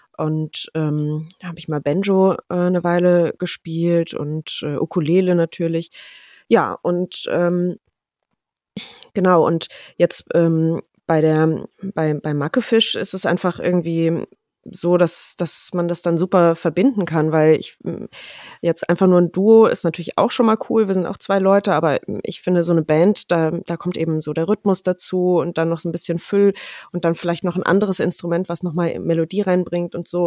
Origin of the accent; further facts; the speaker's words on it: Rhineland-Palatinate, Germany; moved away as an adult; also born or lived in Kirchheimbolanden / Mallorca / Ludwigshafen / Munich; now in Mannheim, Germany; größtenteils in der Pfalz aufgewachsen